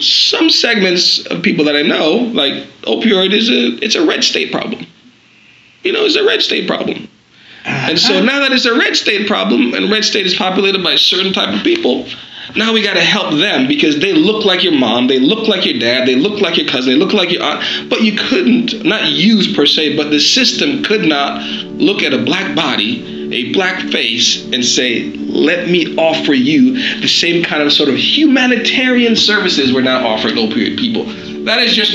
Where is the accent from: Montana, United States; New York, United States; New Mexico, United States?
New York, United States; New York City; I grew up in Brooklyn, New York